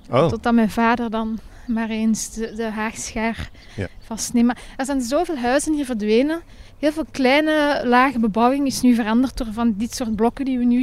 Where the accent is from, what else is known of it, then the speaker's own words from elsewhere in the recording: Viersel, Flanders, Belgium; moved away as an adult; now in Brussels, Belgium; Waar ik ben opgegroeid, in de Vlaamse Kempen.